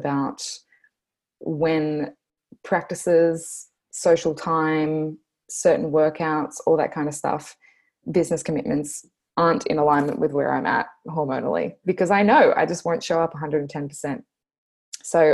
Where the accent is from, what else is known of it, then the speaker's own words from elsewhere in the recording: Australia; accent: Bogan Australian; my Bogan Australian accent